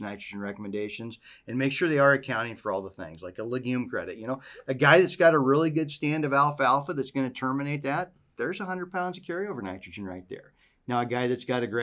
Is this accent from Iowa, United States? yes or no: yes; Southwest Iowa, United States; moved away; I grew up in Southwest Iowa